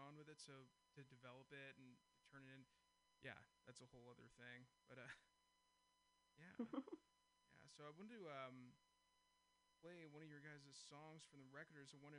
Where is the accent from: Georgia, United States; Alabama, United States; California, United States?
California, United States; Castro Valley; moved away; I'm from the East Bay originally, from a town called Castro Valley. I was raised on a ranch actually.